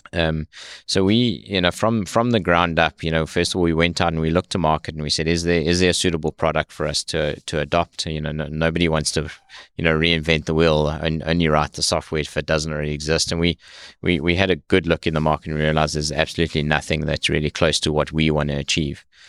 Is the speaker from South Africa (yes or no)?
yes; South Africa; moved away as an adult; now in United States; I was, uh, born and raised in South Africa